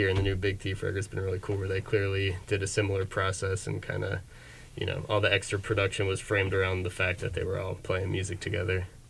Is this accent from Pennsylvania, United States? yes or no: yes; Bucks County, Pennsylvania, United States; I'm from Bucks County, maybe a little further out this way than mm-hmm. Philly